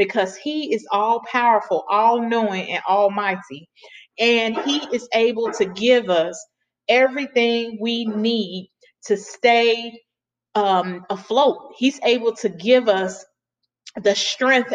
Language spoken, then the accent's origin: English; Chicago, Illinois, United States; Chicago, because that's my home state, that's where I was born and raised